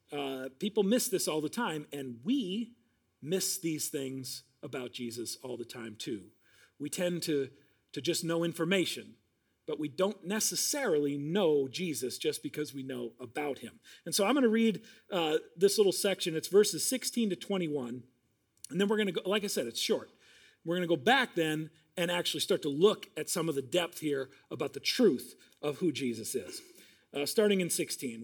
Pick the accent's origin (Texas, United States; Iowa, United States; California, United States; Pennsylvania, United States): Iowa, United States; now in Minnesota, United States; Now, I grew up in Iowa